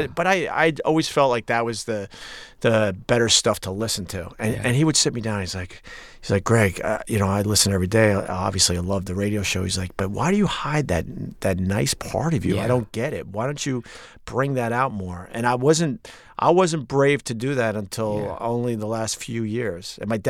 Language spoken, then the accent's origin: English; Long Island, New York, United States; Long Island.